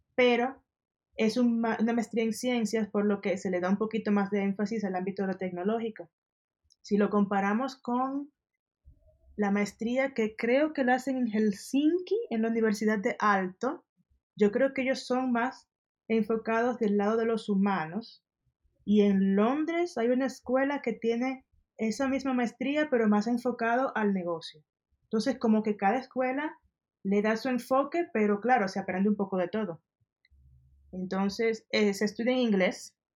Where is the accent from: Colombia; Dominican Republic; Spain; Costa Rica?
Dominican Republic; moved away as an adult; also born or lived in Denmark; now in Mexico City, Mexico; mi experiencia de, ser estudiante en mi país